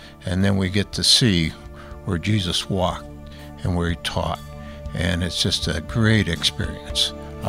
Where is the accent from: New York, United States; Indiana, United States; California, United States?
Indiana, United States; Cedar Lake; I'm from Cedar Lake, Indiana